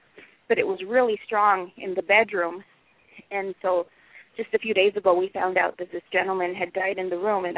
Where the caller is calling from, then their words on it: Spokane, Washington, United States; I'm from Spokane.